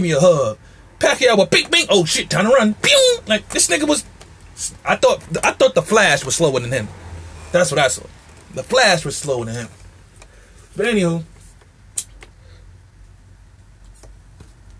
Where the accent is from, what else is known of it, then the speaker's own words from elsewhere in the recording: New York City, New York, United States; I'm from Marcy